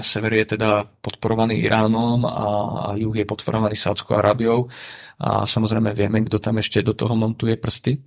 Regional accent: Slovakia; odkiaľ som. A ja som povedal, že však Slovensko

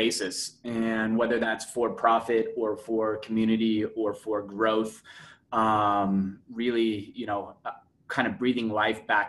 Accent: Denver, Colorado, United States; also born or lived in Scottsdale / Phoenix; I'm from Denver

